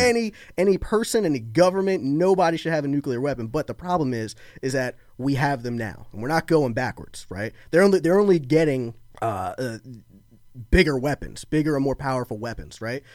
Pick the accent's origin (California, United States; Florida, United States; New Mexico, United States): Florida, United States; moved away as an adult; also born or lived in Baltimore, Maryland; now in outside Philadelphia, United States; I lived in Florida, like, almost all my life